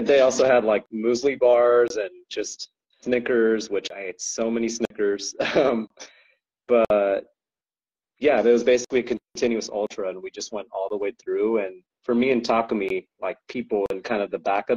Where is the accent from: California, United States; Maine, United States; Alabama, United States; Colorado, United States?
California, United States; I'm a Californian boy